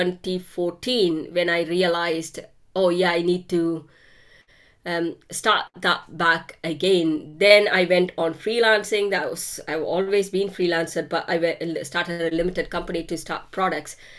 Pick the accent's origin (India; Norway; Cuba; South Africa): India; moved away; I grew up in India.